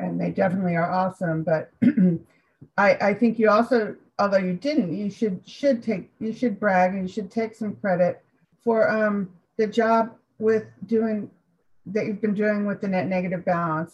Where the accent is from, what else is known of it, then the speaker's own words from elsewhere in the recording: Alameda, California, United States; my hometown hospital